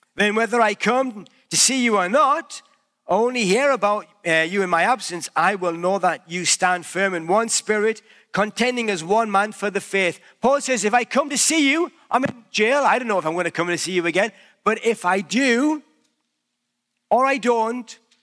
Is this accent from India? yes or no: no; United Kingdom; accent: British; now in Canada; wherever I go, people know that I'm British by my accent.